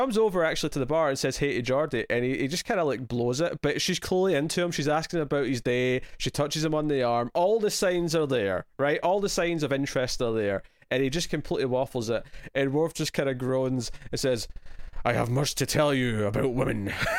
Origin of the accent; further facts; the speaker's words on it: Scotland, United Kingdom; I guess my natural instinct as Scottish is to go with a sort of brogue, like the sort of character you'd expect to yell in Braveheart.